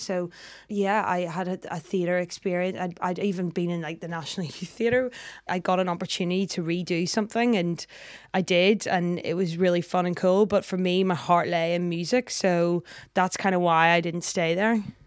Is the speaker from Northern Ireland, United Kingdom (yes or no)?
yes; Belfast, Northern Ireland, United Kingdom; I'm from Belfast.